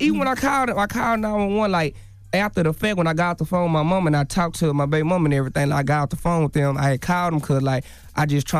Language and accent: English; Dallas, Texas, United States; Like, this ain't, like, I'm from Dallas. Like, I stay outside of Dallas somewhere.